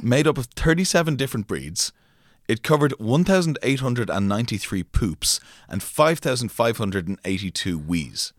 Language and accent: English; France; growing up in France